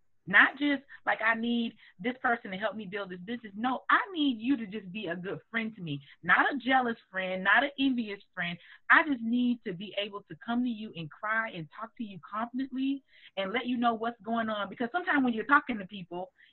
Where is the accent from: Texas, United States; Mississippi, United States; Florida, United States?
Florida, United States; Largo; moved away as an adult; now in Montgomery, United States; I'm from the hood. I'm from the hood. I'm from High Point in Florida.